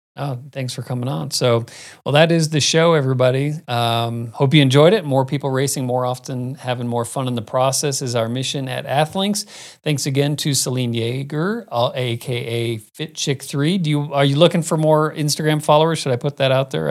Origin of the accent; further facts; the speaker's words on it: Arizona, United States; moved away; I grew up in Arizona